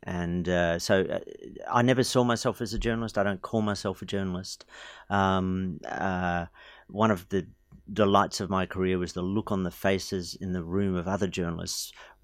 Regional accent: Blue Mountains, New South Wales, Australia; I grew up in the Blue Mountains and my mum lived and died there

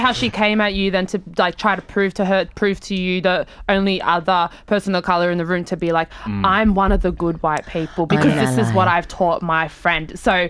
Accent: Australia; You say the same thing to me when you ask where I'm from. And if I say Australia, you go, but where are you really from?

